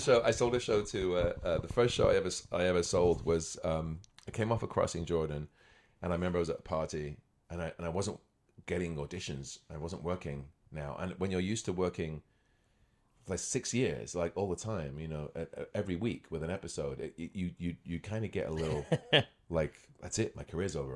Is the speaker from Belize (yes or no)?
no; United Kingdom; moved away as an adult; also born or lived in Scotland / Los Angeles, United States; now in Toronto, Canada; I was born in Scotland. Grew up near London.